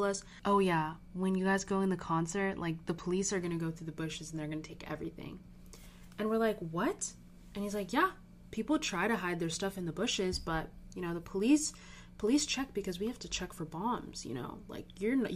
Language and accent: English; Orange County, California, United States; moved away as an adult; now in Berkeley, United States; I'm from Orange County